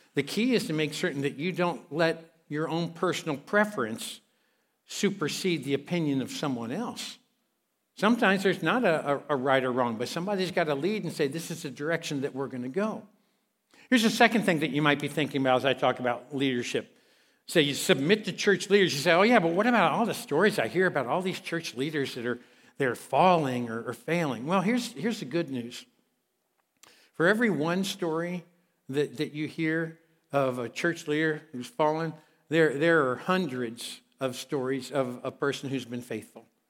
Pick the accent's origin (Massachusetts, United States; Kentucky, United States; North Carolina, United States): Kentucky, United States; I'm from Kentucky, all right? Um, I preach in Kentucky